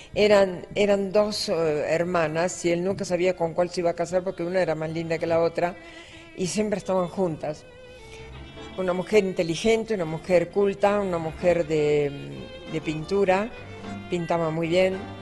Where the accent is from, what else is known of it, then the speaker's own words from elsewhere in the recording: Buenos Aires, Argentina; Yo soy muy capitalina, yo no soy del interior, yo soy de la ciudad de Buenos Aires. A mucha honra soy porteña porque nací cerca del puerto.